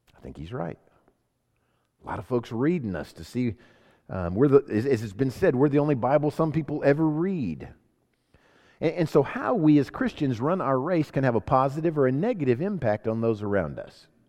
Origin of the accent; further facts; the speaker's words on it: Sacramento, California, United States; also born or lived in Homestead, Florida; I was born in Sacramento, California, so I'm an American citizen